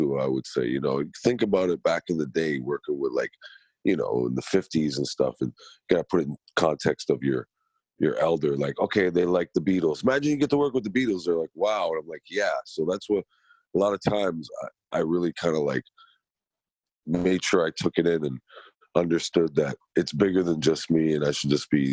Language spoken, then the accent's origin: English; Toronto, Ontario, Canada; I was born and raised in Scarborough